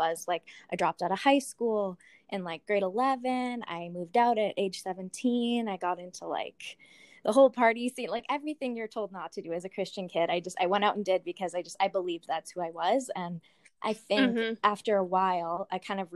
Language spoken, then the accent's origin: English; Lethbridge, Alberta, Canada; I was born here in Lethbridge, kind of moved around to different places around Canada for the first, and then lived in Lethbridge pretty much ever since.